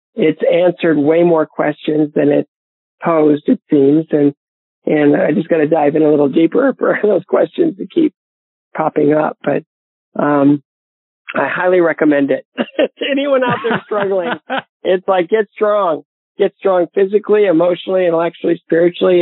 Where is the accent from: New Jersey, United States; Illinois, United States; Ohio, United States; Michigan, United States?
Ohio, United States; Bowling Green; my hometown of Bowling Green, Ohio